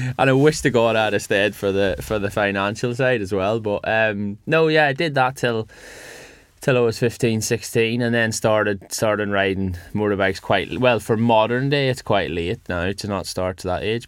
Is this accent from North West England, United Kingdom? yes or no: no; Northern Ireland, United Kingdom; now in West Yorkshire, United Kingdom